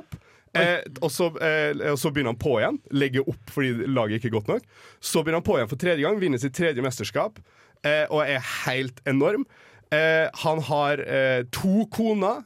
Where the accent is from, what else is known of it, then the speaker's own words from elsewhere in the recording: Oslo, Norway; moved away; also born or lived in Molde; Født i Oslo. Eh, migrert til eh, den lille, herlige fjellbyen Molde